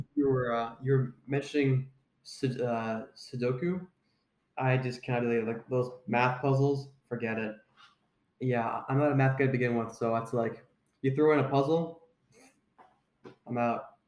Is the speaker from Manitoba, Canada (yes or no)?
no; Ontario, Canada; I went to a school called Saint Marguerite Bourgeois when I was in, uh, grade three to grade six in Ontario.